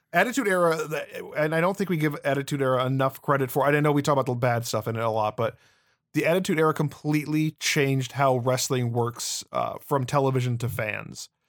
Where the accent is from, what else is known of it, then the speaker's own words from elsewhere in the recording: Chicago, Illinois, United States; we're both from the Chicagoland area